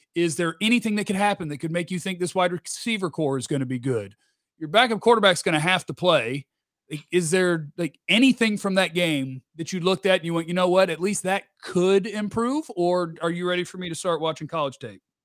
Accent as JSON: {"language": "English", "town": "Dallas", "region": "Texas", "country": "United States", "tie": "born or raised there", "said": "I grew up in Dallas"}